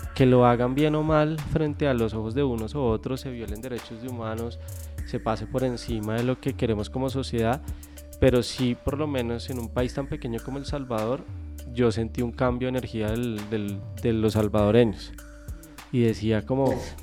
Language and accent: Spanish; Colombia; moved away as an adult; now in Spain; como colombianos